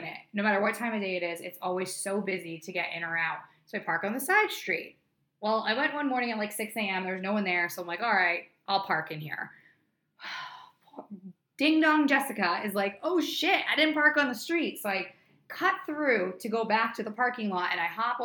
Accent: New Hampshire, United States; moved away as an adult; now in Los Angeles, United States; I was literally known as the runner in my hometown back in New Hampshire

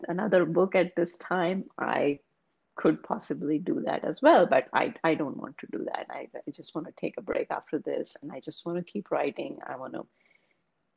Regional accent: India; English is a second language; moved away as an adult; now in United States; I was born and raised in India

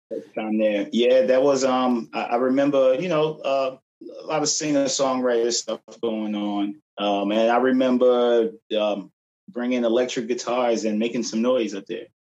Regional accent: Philadelphia, Pennsylvania, United States; also born or lived in Brooklyn, New York / Glenside, Pennsylvania; I end up coming to Philadelphia around eight years, well, around eight years old, and um, been in Philly. Did most of my growing up in Philly, um, my childhood

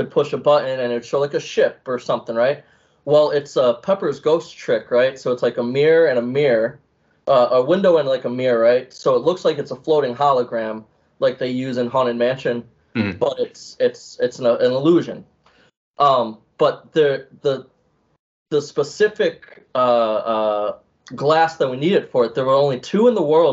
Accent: Ohio, United States; moved away; also born or lived in Pittsburgh; So I'm originally from Ohio, so there's like nothing to do.

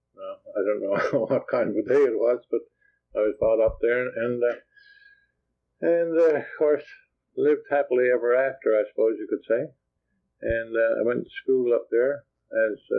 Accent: Cape Race, Newfoundland and Labrador, Canada; also born or lived in St. John's, Newfoundland and Labrador; after a couple of weeks, I went to Cape Race to join the rest of my family with my mother

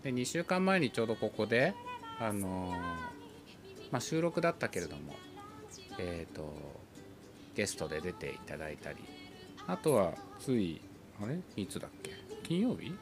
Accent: Ibaraki, Japan; 僕が地元茨城

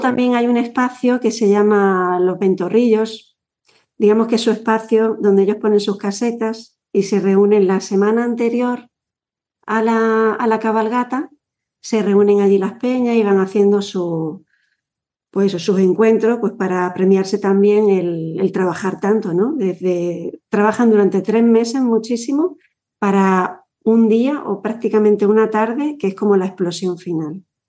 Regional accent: Yecla, Region of Murcia, Spain; cuando a nosotros nos preguntan de dónde eres, decimos mm, Yecla, cerquita

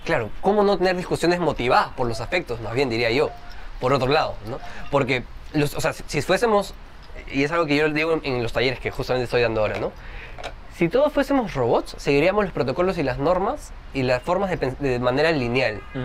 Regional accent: Trujillo, La Libertad, Peru; Yo también no soy de Lima, por cierto, soy de Trujillo

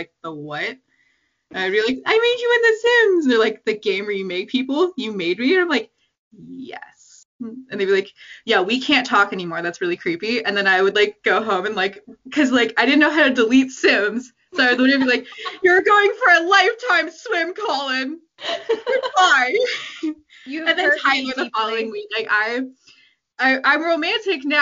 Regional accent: Canada; I'm from Canada. I've always lived in Canada

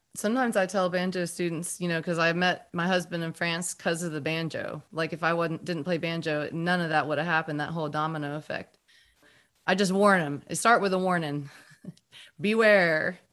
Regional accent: North Carolina, United States; we're both from North Carolina

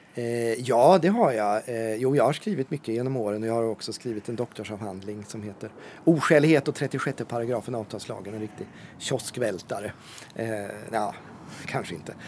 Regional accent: Ödeshög, Östergötland, Sweden; now in Norrköping, Sweden; Min mamma var aktiv i lokalpolitiken hemma i Ödeshög där jag växte upp

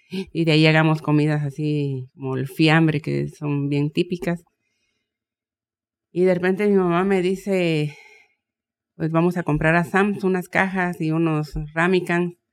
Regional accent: Guatemala; moved away; aterrizamos con, con todo lo que vendí allá en mi país, en Guatemala.

